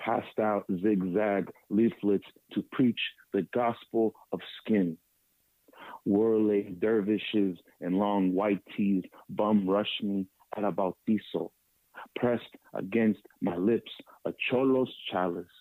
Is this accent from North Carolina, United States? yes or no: no; East Palo Alto, California, United States; growing up in East Palo Alto